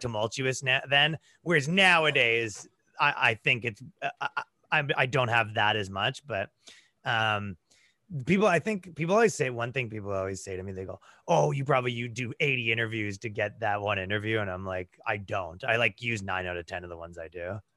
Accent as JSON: {"language": "English", "town": "Toronto", "region": "Ontario", "country": "Canada", "tie": "born or raised there", "moved": "as an adult", "lives_now": "United States", "said": "I grew up in, like, the, uh, right around Toronto"}